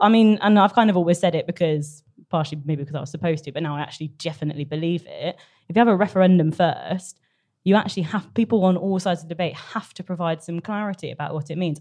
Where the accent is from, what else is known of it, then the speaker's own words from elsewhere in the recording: North Cornwall, South West England, United Kingdom; moved away; I'm from North Cornwall